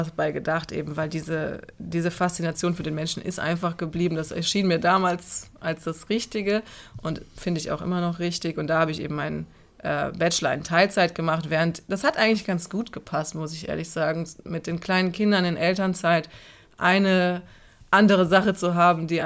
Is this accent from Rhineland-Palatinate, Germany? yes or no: no; Cologne, North Rhine-Westphalia, Germany; Und Köln ist meine Heimatstadt und ich werde sie immer lieben.